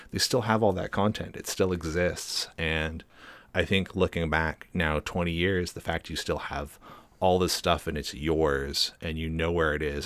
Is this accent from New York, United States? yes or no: no; Seattle, Washington, United States; growing up in Seattle